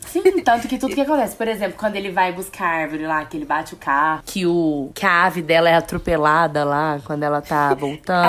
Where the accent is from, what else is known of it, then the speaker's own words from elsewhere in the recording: Brazil; a gente é brasileiro